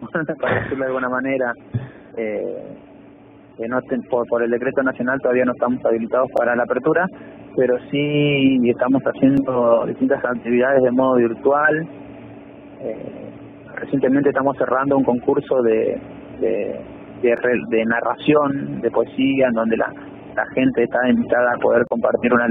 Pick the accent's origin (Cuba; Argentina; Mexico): Argentina; José León Suárez, Buenos Aires Province; sí soy de Carcova